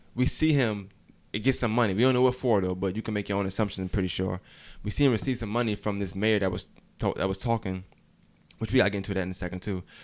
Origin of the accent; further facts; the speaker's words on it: New York, United States; moved away; I'm from New York originally